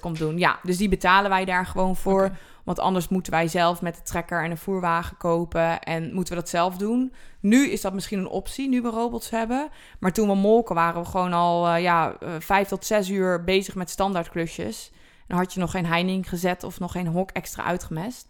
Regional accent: Netherlands

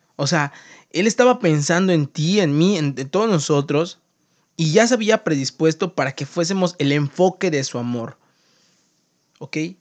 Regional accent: Mexico; also born or lived in Mérida, Yucatán; yo soy mexicano y vivo en Yucatán, en Mérida

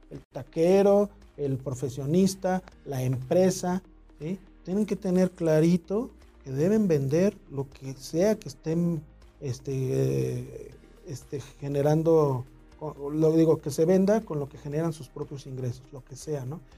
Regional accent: Mexico City, Mexico; nací en el DF

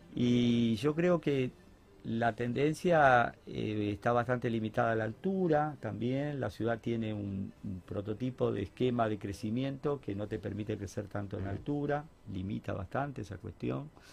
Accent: Concordia, Entre Ríos, Argentina; now in Rosario, Argentina; me volví a mi tierra, que es Concordia

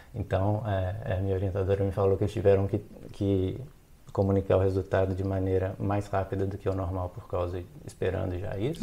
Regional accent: Belo Horizonte, Minas Gerais, Brazil; moved away as an adult; also born or lived in Belém, Brazil; now in Germany; eu sou de Belo Horizonte, em Minas Gerais

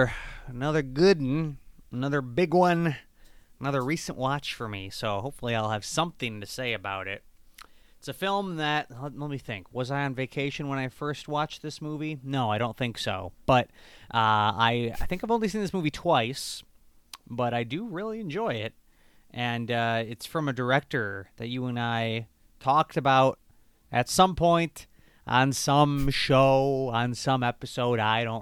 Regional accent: Michigan, United States; I'm from Michigan, and it was, we were up north in Michigan, so obviously that is part of the United States. But being in being in Michigan, we are very close to Canada

